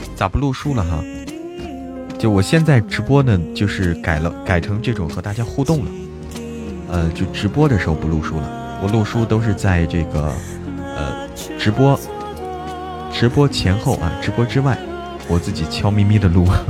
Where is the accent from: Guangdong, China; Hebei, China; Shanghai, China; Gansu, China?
Hebei, China; now in Chengdu, China; 我在成都，但是我是河北人